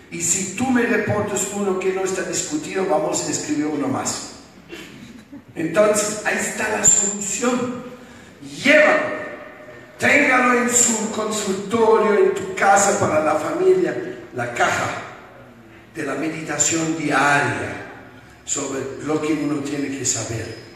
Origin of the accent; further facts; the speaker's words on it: Bogotá, Colombia; Y soy de Bogotá.